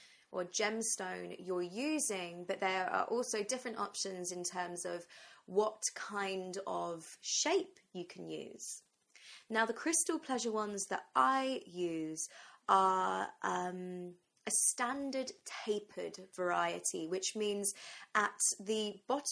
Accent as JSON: {"language": "English", "region": "England", "country": "United Kingdom", "also_born_or_lived": "London", "said": "So I'm from England, I'm in London"}